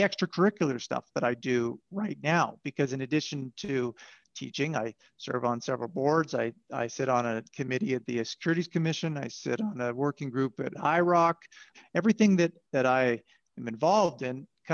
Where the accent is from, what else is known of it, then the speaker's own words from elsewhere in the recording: Southern Alberta, Canada; I grew up in Southern Alberta